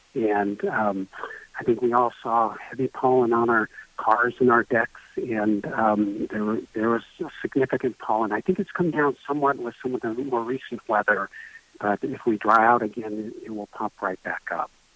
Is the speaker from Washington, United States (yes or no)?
yes; Bellingham, Washington, United States; also born or lived in Arizona; I grew up in Bellingham, uh, then uh, trained in various places and actually practiced in Arizona for a number of years before relocating back here.